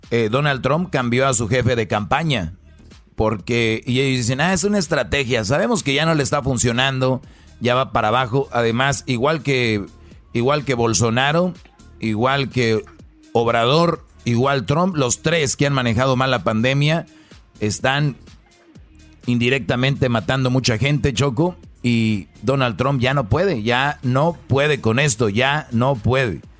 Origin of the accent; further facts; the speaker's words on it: Michoacán, Mexico; Como buen michoacano, pura tierra caliente, viejo.